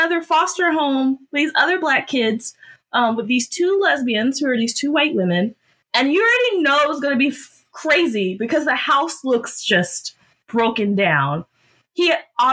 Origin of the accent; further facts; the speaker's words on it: Georgia, United States; I was born and bred in Georgia